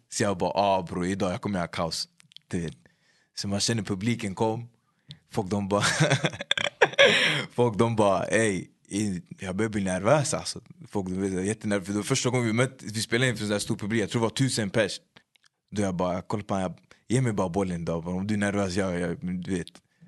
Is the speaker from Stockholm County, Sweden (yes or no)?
yes; Upplands-Bro, Stockholm County, Sweden; Upplandsbro, mig, jag skulle säga hela min personlighet faktiskt. Hur vi pratar